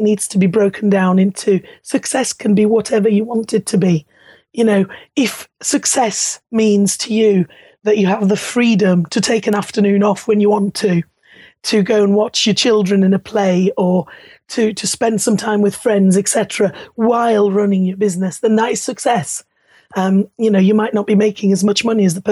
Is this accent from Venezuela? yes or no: no; Luxembourg; moved away; being Italian and German, growing up in Luxembourg and then ending up 10 miles away from you are now.